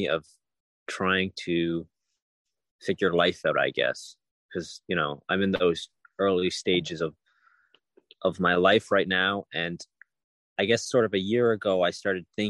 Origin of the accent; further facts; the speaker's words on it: Ontario, Canada; I come from Ontario, Canada. I was born and raised there